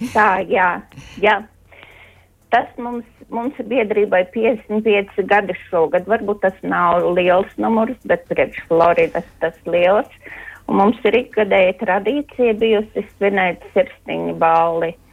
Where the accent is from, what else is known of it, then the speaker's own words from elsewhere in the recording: Madona, Madona Municipality, Latvia; es no Madonas